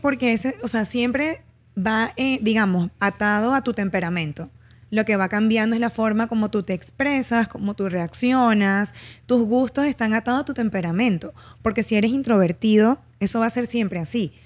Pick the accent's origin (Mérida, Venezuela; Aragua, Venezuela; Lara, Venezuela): Lara, Venezuela; Barquisimeto; en mi ciudad, yo soy de Barquisimeto, no había psicología en ese entonces.